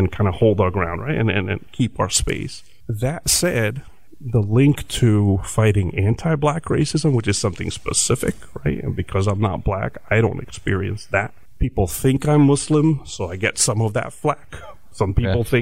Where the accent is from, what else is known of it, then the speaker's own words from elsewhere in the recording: New Jersey, United States; like like where are you from? And when I get when I say Jersey, some people get very disappointed because they want to hear about some kind of colorful other place